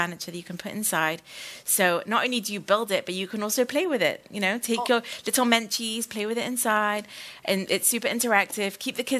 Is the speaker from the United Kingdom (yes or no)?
yes; United Kingdom; We're both British, so it was very complicated.